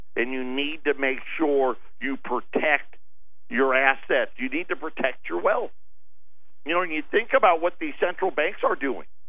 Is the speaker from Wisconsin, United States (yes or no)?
no; Syracuse, New York, United States; growing up in Syracuse